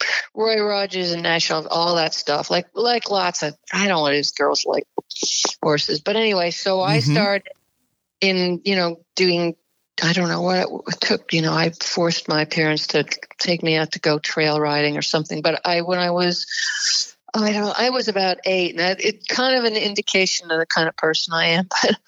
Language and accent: English; Montreal, Quebec, Canada; moved away; also born or lived in Stuttgart, Germany / Connecticut; I was born in Stuttgart, Germany, and I moved to Canada when I was about 3 and a half, and I lived in Montreal.